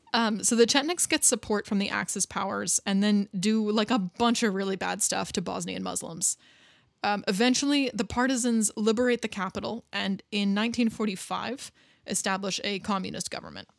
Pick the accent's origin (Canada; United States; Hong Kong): Canada; especially coming from a country where, as I do, like where anybody can be from anywhere and you're still Canadian